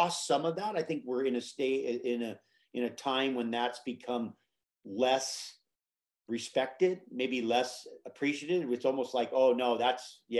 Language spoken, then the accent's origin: English; Hawaii, United States; my mom took me to Hawaii as a child, and that I grew up in Hawaii